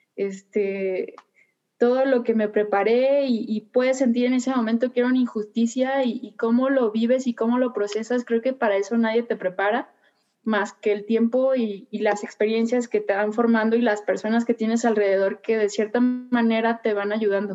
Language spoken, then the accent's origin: Spanish; Puerto Vallarta, Jalisco, Mexico; soy originaria de Puerto Vallarta